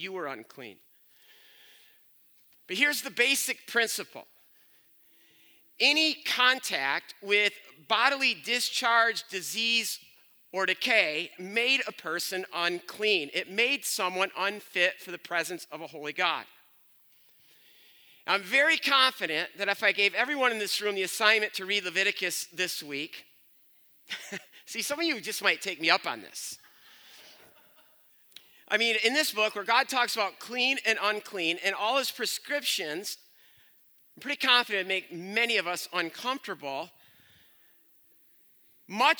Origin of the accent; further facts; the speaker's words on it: Byron Center, Michigan, United States; I'm from Byron Center